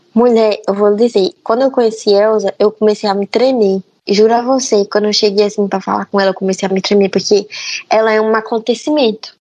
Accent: Paraíba, Brazil; also born or lived in Feira de Santana, Bahia; Mas eu fui criada na Paraíba, eu nasci em Feira de Santana. Só que quando eu tinha nove meses, aí eu fui pra Paraíba, pro sertão

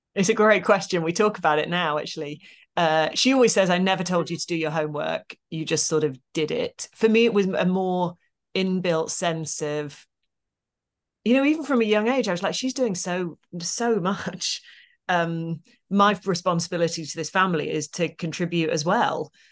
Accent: Midlands, United Kingdom; I grew up in the Midlands in a single parent family.

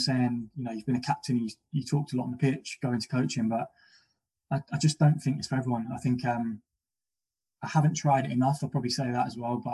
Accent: London, United Kingdom; And I'm from Battersea and I'm from a council estate

